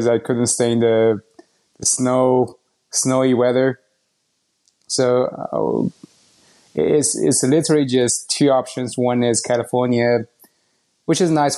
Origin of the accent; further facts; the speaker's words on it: Shanghai, China; moved away as an adult; also born or lived in United Kingdom / Ann Arbor, Michigan; now in Austin, United States; I was born and raised in China, Shanghai, China. I lived there